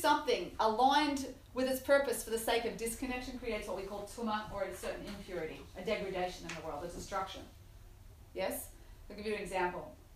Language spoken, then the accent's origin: English; Australia; I'm Australian